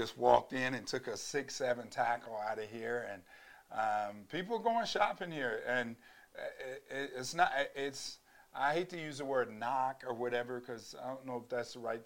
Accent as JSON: {"language": "English", "town": "Austin", "region": "Texas", "country": "United States", "tie": "born or raised there", "said": "growing up down in Austin, Texas"}